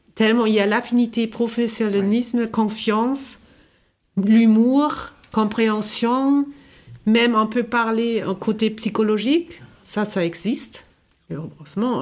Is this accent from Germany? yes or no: yes; Germany; now in France; je viens de l'Allemagne